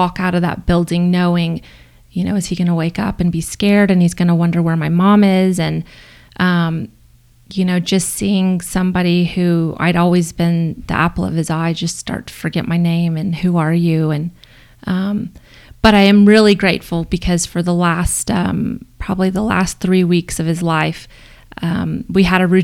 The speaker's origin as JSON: {"language": "English", "town": "Corpus Christi", "region": "Texas", "country": "United States", "tie": "born or raised there", "moved": "as an adult", "lives_now": "Boulder, United States", "said": "I moved back to my hometown in Corpus Christi"}